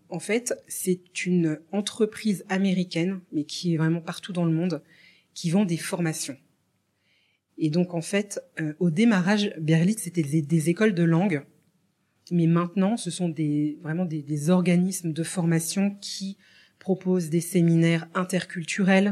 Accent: France; also born or lived in Morocco; je suis née au Maroc d'une maman bah, française qui travaillait dans des missions françaises à travers le monde

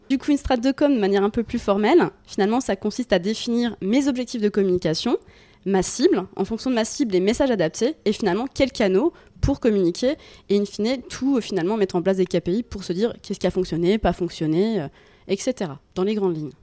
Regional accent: Bourgogne-Franche-Comté, France; moved away as an adult; now in Lyon, France; je viens de Franche-Comté

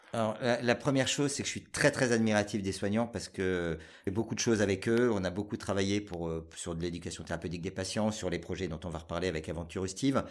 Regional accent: Paris region, Île-de-France, France; moved away as an adult; also born or lived in Asia / Grenoble; j'ai euh, vécu jusqu'à l'âge de 23 ans en région parisienne

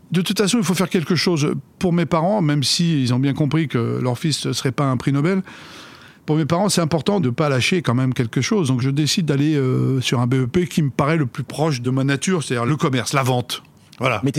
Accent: France; suis né là-bas. Je suis français, mais, ça ne me dérange pas, bien sûr, euh, qu'on, qu'on m'assimile à l'Algérie.

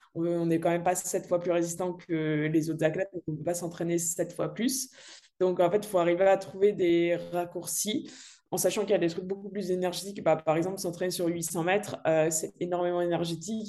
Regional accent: Dardilly, Auvergne-Rhône-Alpes, France; je viens de Lyon, donc euh, un petit peu à côté à Dardy pour, pour les connaisseurs, donc c'est un petit peu la campagne

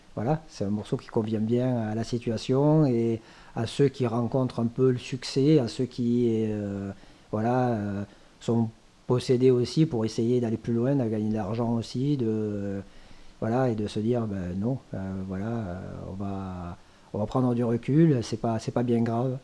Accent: Thuir, Occitania, France; mon village natal maintenant qui s'appelle Tuir

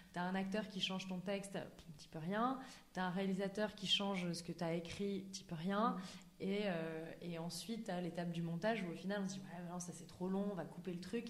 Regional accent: Auvergne-Rhône-Alpes, France; moved away as an adult; also born or lived in United States; j'ai grandi en Auvergne

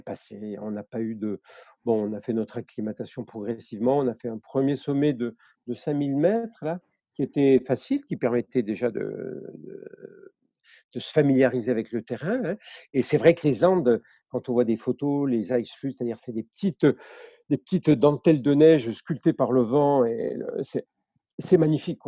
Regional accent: Marseille, Provence-Alpes-Côte d'Azur, France; je suis né à Marseille, hein, je n'ai pas une famille qui est purement marseillaise

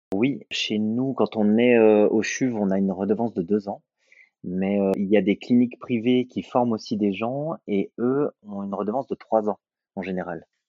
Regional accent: Saint-Étienne, Auvergne-Rhône-Alpes, France; moved away as an adult; also born or lived in Lyon, France; now in Lausanne, Switzerland; Saint-Étienne, là où j'ai fait ma formation, ce qui est ma ville natale

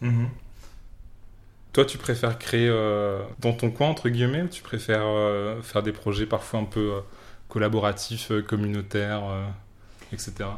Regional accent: France; en tant que français

